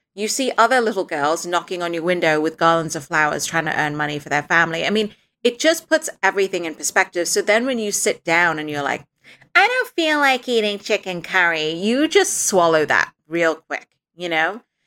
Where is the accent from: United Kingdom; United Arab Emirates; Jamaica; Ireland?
United Arab Emirates; Dubai; moved away; When I was little, I grew up in Dubai